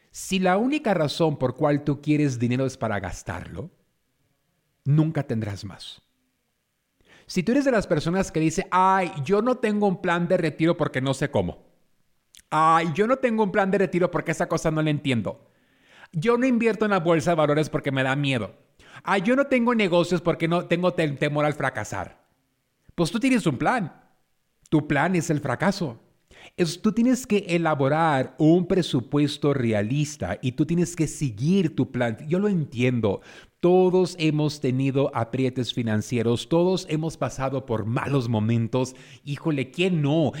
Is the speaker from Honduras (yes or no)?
no; San Pedro, California, United States; Yo crecí en San Pedro, California